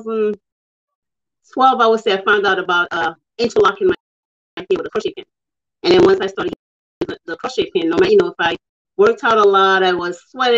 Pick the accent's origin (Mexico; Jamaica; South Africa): Jamaica; I'm from Jamaica where, you know, it's worn a lot by people there